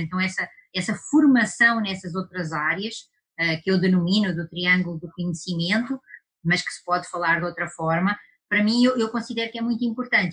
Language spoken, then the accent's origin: Portuguese; Portugal; accent: European Portuguese; now in Brazil; por causa do meu sotaque, isso é coisa lá da Europa, isso é coisa lá de Portugal